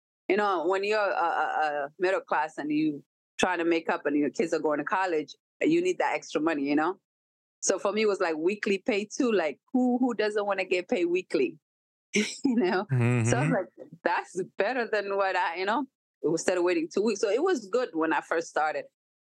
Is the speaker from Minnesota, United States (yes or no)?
yes; Minnesota, United States; moved away; So it was a challenge in growing up in Minnesota as a teenager. I ended up moving away because I couldn't deal with it.